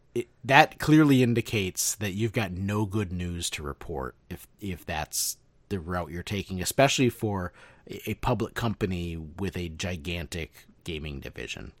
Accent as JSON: {"language": "English", "region": "Midwest", "country": "United States", "tie": "born or raised there"}